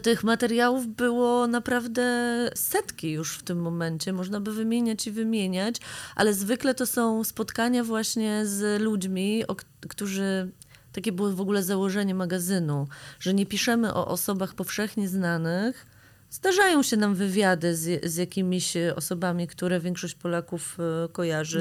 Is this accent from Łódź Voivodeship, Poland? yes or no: no; Grudziądz, Kuyavian-Pomeranian Voivodeship, Poland; now in Warsaw, Poland; My jesteśmy dziewczynami z Grudziądza, które przyjechały do Warszawy